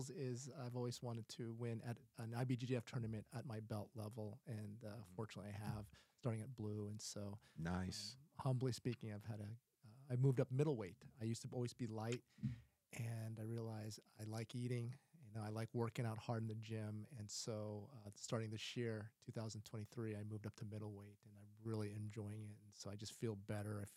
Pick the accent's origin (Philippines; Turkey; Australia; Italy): Philippines; you know, I'm I'm Filipino, and so we we enjoy the uh, white rice